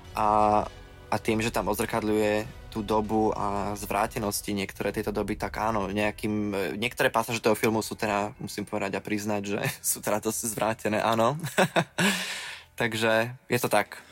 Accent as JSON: {"language": "Slovak", "town": "Veľký Krtíš", "region": "Banská Bystrica Region", "country": "Slovakia", "tie": "born or raised there", "said": "v tom mojom rodnom meste Veľký Krtíž"}